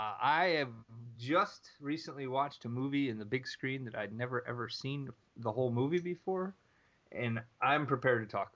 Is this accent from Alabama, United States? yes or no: no; Hammond, Indiana, United States; born or raised there